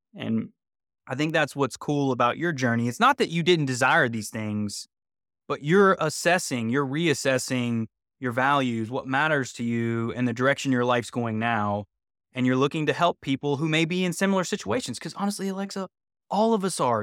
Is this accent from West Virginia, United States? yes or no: yes; West Virginia, United States; moved away; also born or lived in Los Angeles; I'm from West Virginia originally